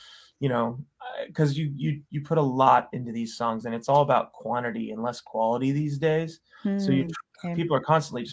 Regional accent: Thousand Oaks, California, United States; also born or lived in Indiana / Arizona / Nashville; I'm from Southern California, mm-hmm. Thousand Oaks. Came, you know, was born here and then moved to Indiana, Arizona till I was about 10 and then moved back to Thousand Oaks

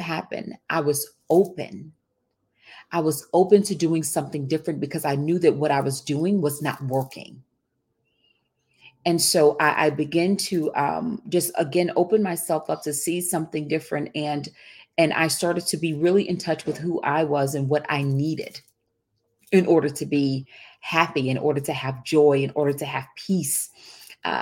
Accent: Texas, United States; I grew up in the Deep South. And when I say the Deep South, I'm talking about I grew up in Texas

